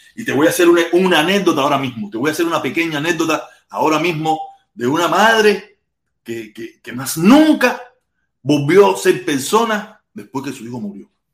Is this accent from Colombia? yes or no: no; Havana, Cuba; Yo soy habanero, yo soy de La Poma, yo hablo mal. Nosotros los habaneros hablamos